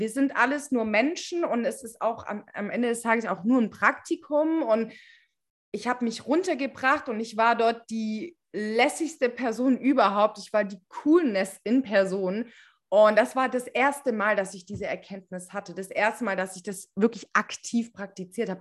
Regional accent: Stuttgart, Baden-Württemberg, Germany; wir sind aus Stuttgart

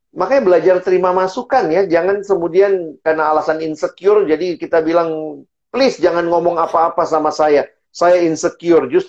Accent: Indonesia; born there; kenapa saya lahirnya di Indonesia, kenapa sih saya tinggalnya di eh, Lombok

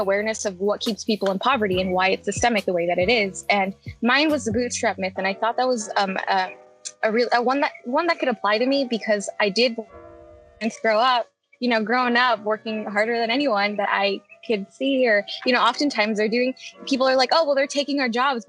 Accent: Arizona, United States; moved away as an adult; also born or lived in Phoenix; now in Arkansas, United States; I'm actually from Arizona

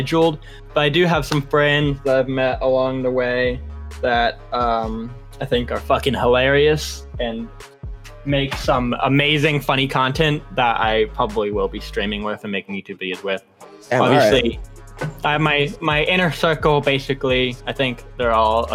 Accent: Texas, United States; I'm from Texas

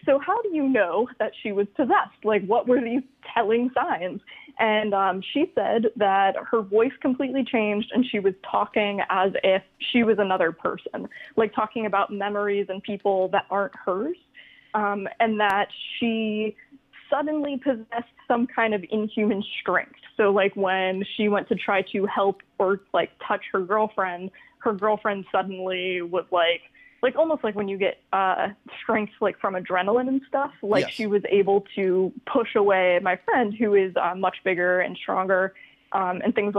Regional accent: Florida, United States; now in Buffalo, United States; I'm from Florida and we have a lot of hurricane days. And now I live in Buffalo

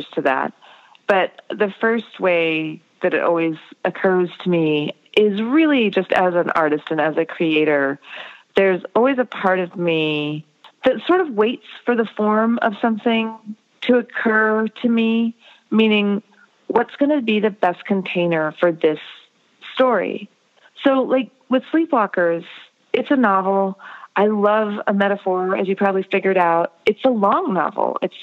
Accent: United States; growing up in America as an Indian American

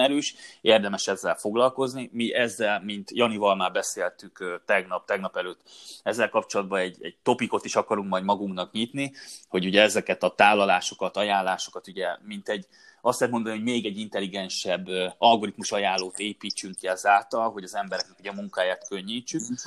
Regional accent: Hungary; mert magyarok vagyunk

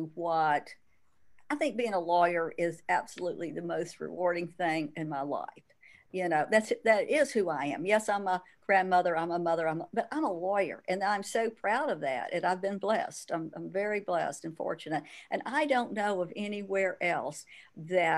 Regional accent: Birmingham, Alabama, United States; you've got a Birmingham girl here

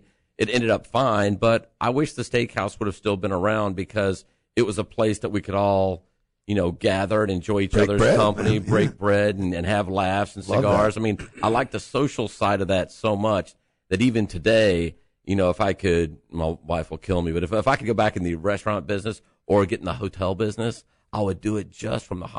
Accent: Houston, Texas, United States; Houston, Texas.

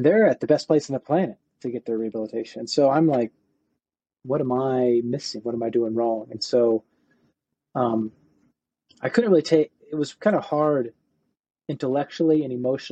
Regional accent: Cincinnati, Ohio, United States; moved away as an adult; also born or lived in Virginia; my undergrad was at Northern Kentucky University because I grew up near Cincinnati

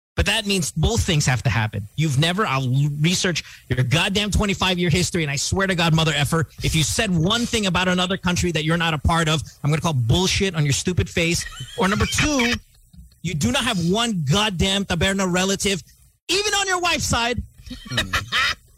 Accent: United States; I was born in America.

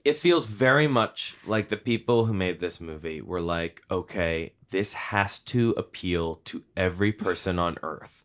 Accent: Hopewell, New Jersey, United States; I grew up in town near Princeton. And in my town of Hopewell, the auto mechanics that, uh, Tim Robbins' character worked at is, uh, uh, that is in my hometown.

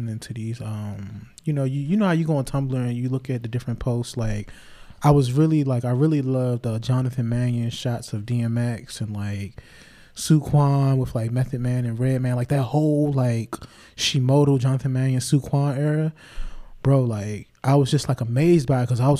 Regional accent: Clinton, Maryland, United States; I grew up in Clinton, Maryland

